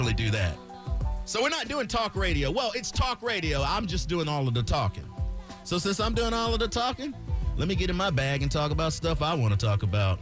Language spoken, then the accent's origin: English; Florida, United States; I'm from Florida